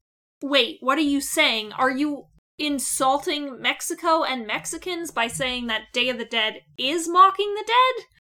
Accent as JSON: {"language": "English", "country": "Canada", "said": "We're Canadian."}